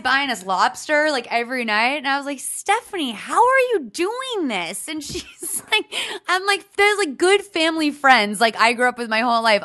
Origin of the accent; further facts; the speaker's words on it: Lexington, Massachusetts, United States; I'm from a suburb twenty minutes from Boston